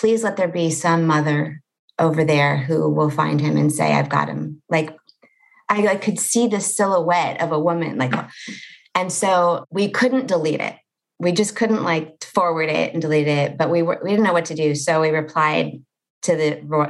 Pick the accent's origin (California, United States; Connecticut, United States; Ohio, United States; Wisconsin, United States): California, United States; Los Angeles; born or raised there